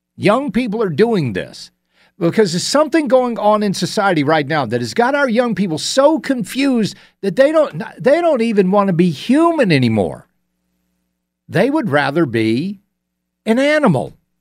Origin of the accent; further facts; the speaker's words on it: Augusta, Georgia, United States; please not my hometown.